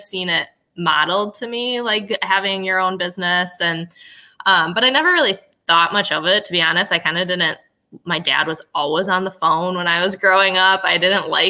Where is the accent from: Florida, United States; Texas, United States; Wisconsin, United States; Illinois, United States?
Wisconsin, United States; I've loved growing up in Wisconsin